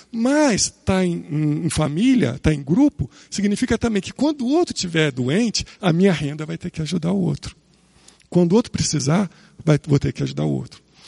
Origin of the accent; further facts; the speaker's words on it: Rio de Janeiro, Brazil; Eu nasci no Rio de Janeiro